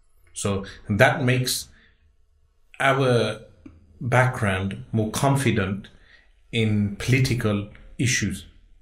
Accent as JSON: {"language": "English", "town": "Birmingham", "region": "West Midlands", "country": "United Kingdom", "tie": "born or raised there", "said": "born and raised in Birmingham."}